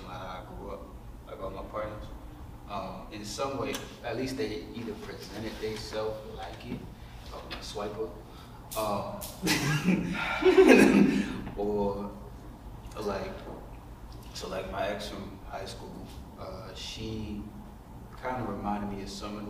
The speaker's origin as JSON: {"language": "English", "town": "Charleston", "region": "South Carolina", "country": "United States", "tie": "born or raised there", "said": "growing up in the South, ain't really, especially in Charleston, South Carolina, ain't much really out there"}